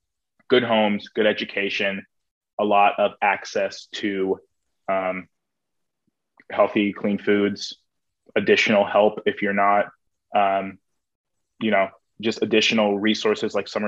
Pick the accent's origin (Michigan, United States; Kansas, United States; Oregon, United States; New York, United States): Kansas, United States; Lenexa; born or raised there; moved away as an adult; now in Indianapolis, United States